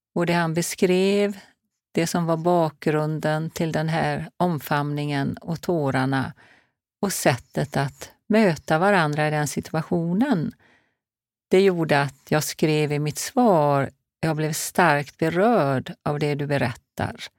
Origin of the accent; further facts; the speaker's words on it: Marstrand, Västra Götaland, Sweden; moved away; also born or lived in Hola, north of Alingsås; det är ju där jag är född och uppvuxen.